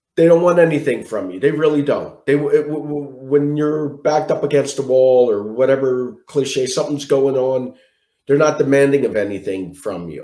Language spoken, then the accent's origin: English; Philadelphia, Pennsylvania, United States; I'm from Philadelphia, born and raised in Philadelphia. I live in Mayfair.